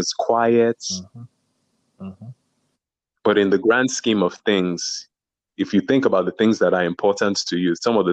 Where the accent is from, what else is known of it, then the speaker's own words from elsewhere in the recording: Nigeria; Being Nigerian